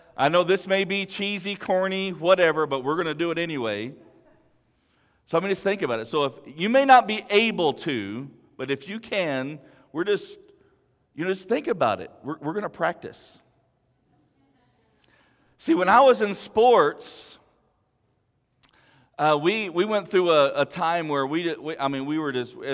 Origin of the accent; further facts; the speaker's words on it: Big Lake, United States; my small church I grew up in Big Lake